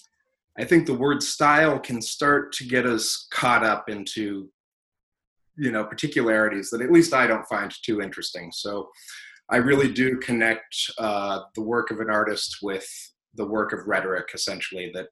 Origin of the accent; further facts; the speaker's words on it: South Bend, Indiana, United States; also born or lived in California / Chicago, Illinois; We grew up kind of in California first and then Chicago for a little while, but I mostly grew up in South Bend, Indiana